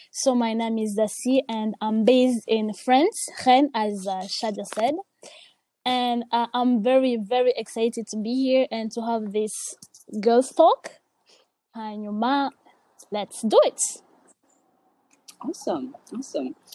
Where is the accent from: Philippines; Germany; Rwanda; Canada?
Rwanda; also born or lived in Congo; Uh, for me, it's it's kind of complicated. Cool. I grew up in Rwanda and Congo.